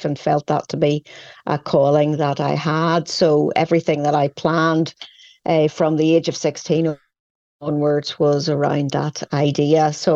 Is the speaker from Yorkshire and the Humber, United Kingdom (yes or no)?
no; Northern Ireland, United Kingdom; growing up in a small community in which we all knew each other